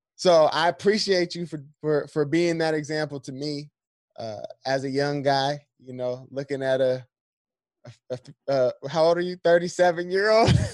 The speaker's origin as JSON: {"language": "English", "town": "San Diego", "region": "California", "country": "United States", "said": "this is where I'm from. I'm from San Diego."}